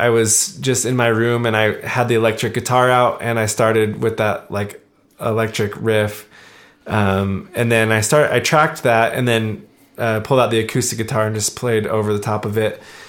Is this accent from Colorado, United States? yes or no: yes; Colorado, United States; moved away; I'm originally from Colorado